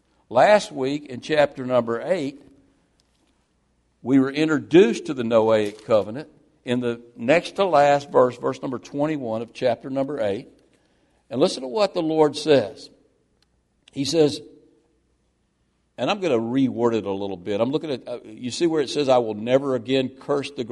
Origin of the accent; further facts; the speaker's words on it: Mississippi, United States; when I was growing up in Mississippi as a young boy